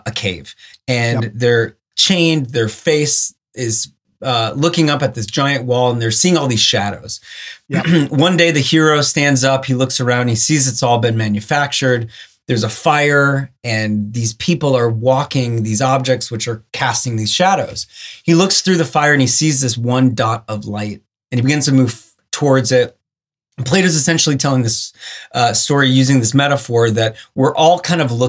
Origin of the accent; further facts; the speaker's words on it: Blaine, Minnesota, United States; moved away as an adult; also born or lived in Chicago; I grew up in Blaine, Minnesota